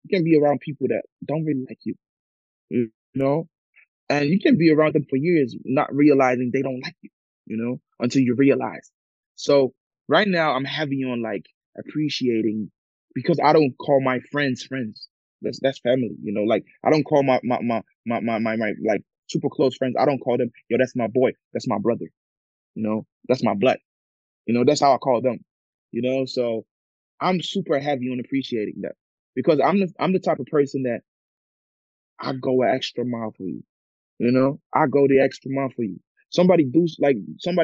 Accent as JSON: {"language": "English", "country": "Germany", "tie": "born or raised there", "also_born_or_lived": "Ghana", "said": "I'm from Ghana, but I was born in Germany"}